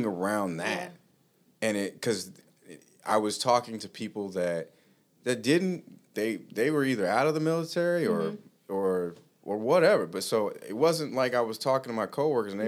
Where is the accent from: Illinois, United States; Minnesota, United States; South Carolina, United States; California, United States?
California, United States; Los Angeles; moved away as an adult; also born or lived in Utah; now in Plymouth, United States; I grew up in Los Angeles